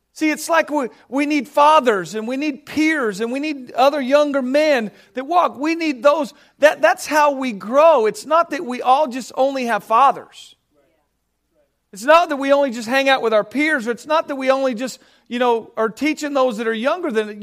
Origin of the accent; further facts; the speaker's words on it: Southern California, United States; I grew up in Southern California